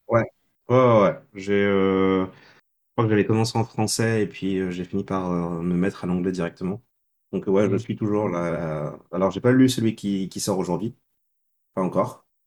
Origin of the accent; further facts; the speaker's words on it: Senegal; moved away as an adult; now in Montpellier, France; je suis né au Sénégal